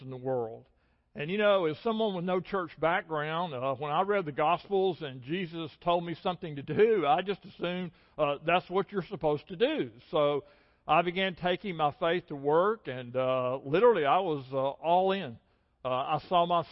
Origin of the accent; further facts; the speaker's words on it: the Shoals area of North Alabama, United States; I grew up in the Shoals area of North Alabama